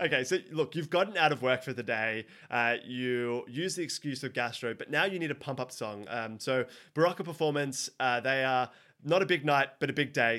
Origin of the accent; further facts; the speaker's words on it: Sydney, New South Wales, Australia; I'm from Sydney